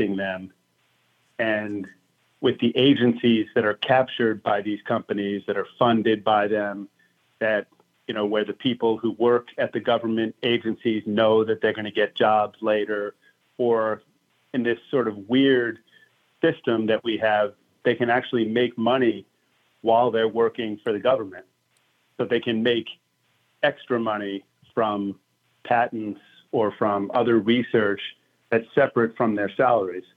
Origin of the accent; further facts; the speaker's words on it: United States; we as the American people